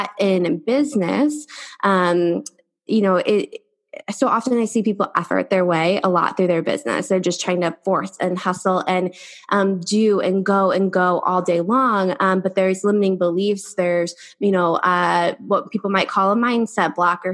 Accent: Ohio, United States; now in San Diego, United States; I come from Ohio and I live in San Diego now

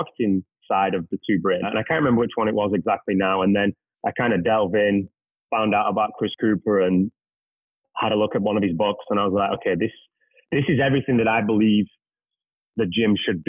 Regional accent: England, United Kingdom; moved away as an adult; now in Canada; I'm originally from England.

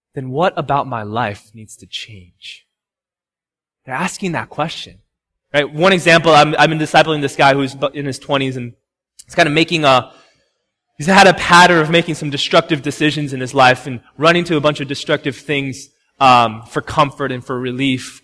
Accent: Chicago, Illinois, United States; also born or lived in Homewood, Illinois; now in Massachusetts, United States; I'm from Chicago

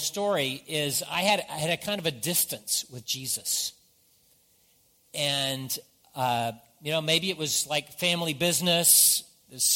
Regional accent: the South, United States; I grew up in the South, so there's certain things that I say that not everybody understands

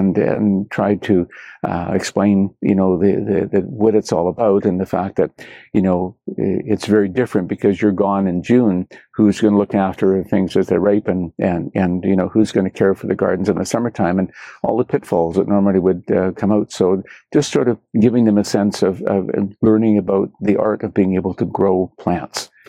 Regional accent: Canada; being Canadian. To me, means a lot to me.

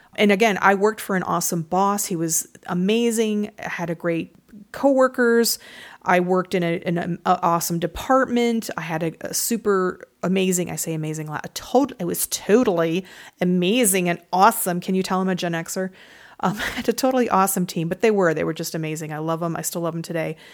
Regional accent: Michigan, United States; I'm from Michigan

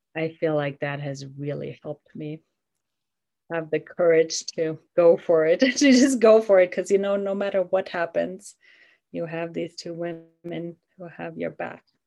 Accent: Germany; now in Durango, United States; I live in Colorado, Durango, Colorado. I am originally from Germany.

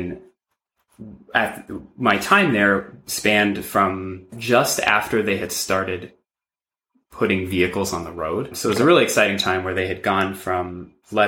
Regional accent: New York City, New York, United States; I grew up in New York City

